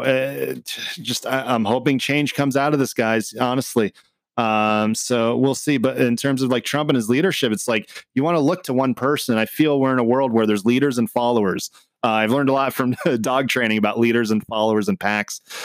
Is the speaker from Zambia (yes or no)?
no; Canada; also born or lived in Lebanon; now in United States; I was born in Canada. I am a U S citizen now